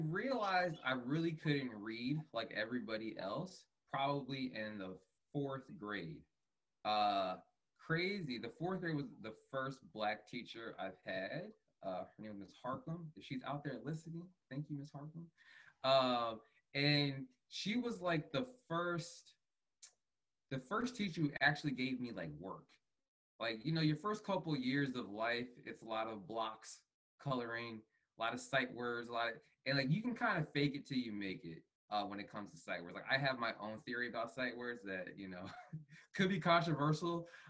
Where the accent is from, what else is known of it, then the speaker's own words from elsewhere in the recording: Fort Worth, Texas, United States; born there; also born or lived in Montana; I was born in Fort Worth, Texas, to two Ghanaian parents. I have Ghana running through my blood and veins. I moved around a lot when I was a child.